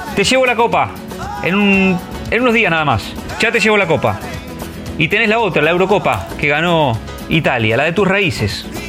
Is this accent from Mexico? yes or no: no; Argentina; Somos campeones de América, somos Argentina